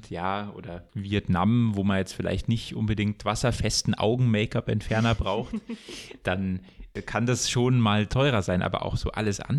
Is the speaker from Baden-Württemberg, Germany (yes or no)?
no; Munich, Bavaria, Germany; moved away as an adult; wir als Münchner